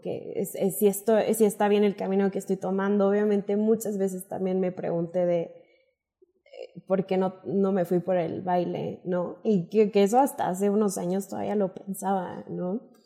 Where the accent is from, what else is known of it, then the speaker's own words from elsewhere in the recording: Monclova, Coahuila, Mexico; moved away as an adult; now in Mexico City, Mexico; yo soy de Moncloa, Coahuila, soy del norte y hace cinco años me vine a estudiar la licenciatura en la Universidad nauac Norte